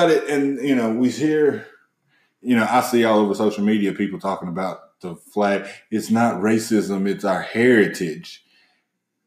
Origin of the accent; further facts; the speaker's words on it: the South, United States; Growing up in the South as a black man